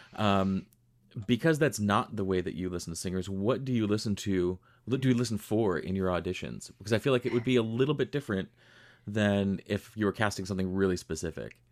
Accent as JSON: {"language": "English", "town": "Rochester", "region": "New York", "country": "United States", "tie": "born or raised there", "said": "I grew up in Western New York. I grew up in Rochester"}